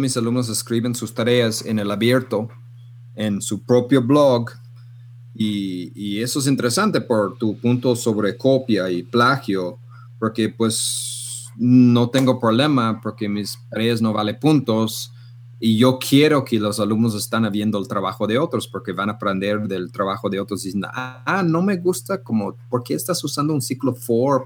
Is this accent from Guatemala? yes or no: no; Canada; now in Guadalajara, Mexico; yo soy loco canadiense